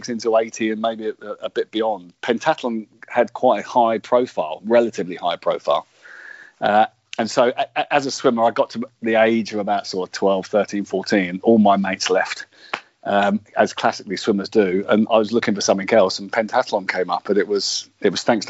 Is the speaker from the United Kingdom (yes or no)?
yes; Luton, East of England, United Kingdom; I was born and brought up in Luton